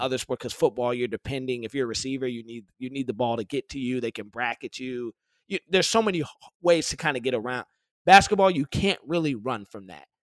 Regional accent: Detroit, Michigan, United States; I grew up in Detroit.

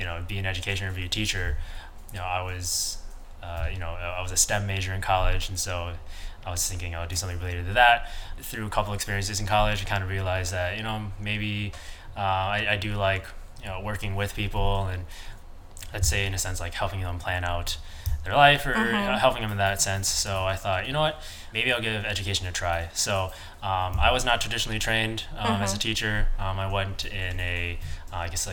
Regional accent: Midwest, United States; I'm from the Midwest

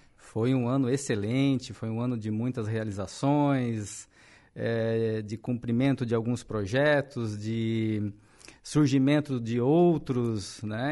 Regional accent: Araranguá, Santa Catarina, Brazil; sou natural de Araranguá mesmo.

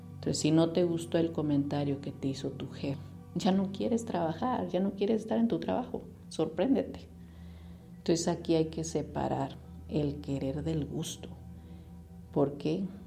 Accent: Mexico; Como mexicanos tenemos una asociación muy grande.

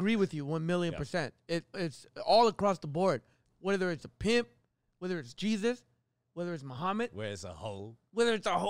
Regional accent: Calgary, Alberta, Canada; moved away; also born or lived in Toronto; That's my hometown.

